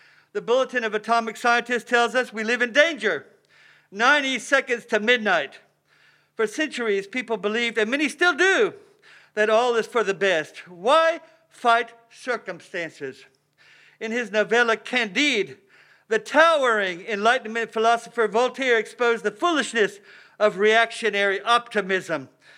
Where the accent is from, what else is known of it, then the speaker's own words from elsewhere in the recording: South Carolina, United States; now in San Francisco, United States; Like the city librarian, Mr. Lambert, I came to San Francisco from South Carolina.